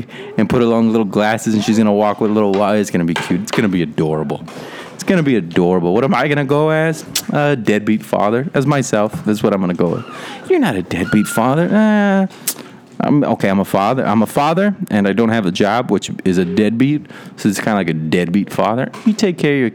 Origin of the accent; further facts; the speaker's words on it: Rio Grande Valley, Texas, United States; I grew up in the Rio Grande Valley, which is right near Mexico. It's the bottom point in Texas.